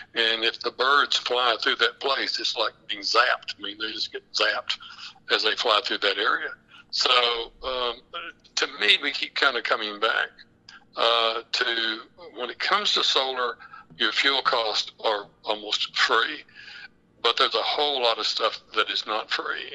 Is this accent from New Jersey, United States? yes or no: no; West Texas, United States; where I'm from, I'm actually from the Permian Basin. I'm from West Texas